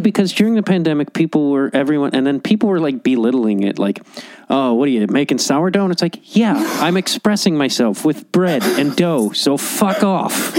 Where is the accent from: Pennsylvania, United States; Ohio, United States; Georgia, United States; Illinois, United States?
Illinois, United States; Chicago; moved away as an adult; also born or lived in Los Angeles; I grew up in Chicago.